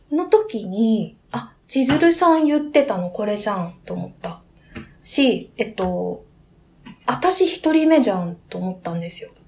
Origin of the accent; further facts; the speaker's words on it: Niigata, Japan; 私、新潟県出身なんで、家に新米があったんですよ